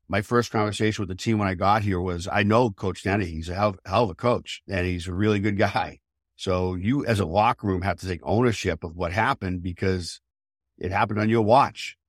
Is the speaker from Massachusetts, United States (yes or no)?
yes; outside of Boston, Massachusetts, United States; I grew up outside of Boston